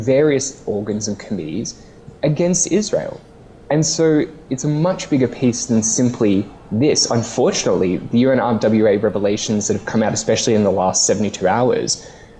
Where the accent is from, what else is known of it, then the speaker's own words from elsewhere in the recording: Australia; my home country of Australia